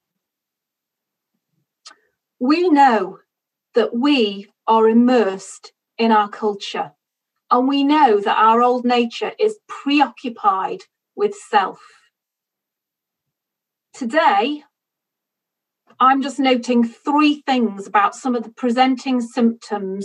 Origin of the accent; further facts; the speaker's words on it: United Kingdom; I'm British